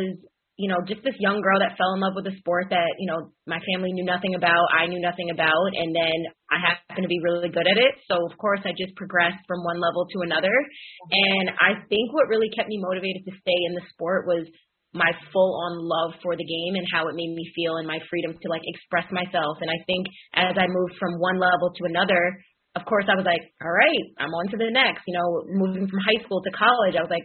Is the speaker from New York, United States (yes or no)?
yes; Rockville Centre, New York, United States; I grew up on Long Island, played soccer, kicked the ball there for the first time ever in Rockville Center.